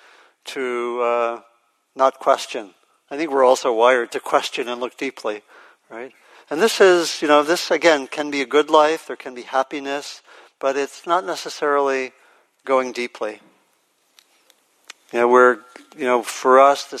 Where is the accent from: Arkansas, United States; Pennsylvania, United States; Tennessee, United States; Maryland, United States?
Maryland, United States; I grew up in Maryland, and I went to elementary school with a lot of African-American kids